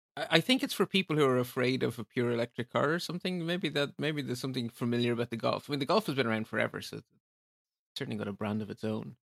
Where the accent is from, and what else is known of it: Ireland